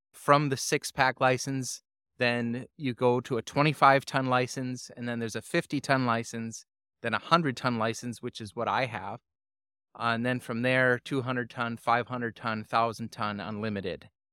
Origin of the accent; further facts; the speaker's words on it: Calumet, Michigan, United States; moved away as an adult; now in Sault Ste. Marie, United States; I was born and raised in Calumet, Michigan, where I lived up to the age of eighteen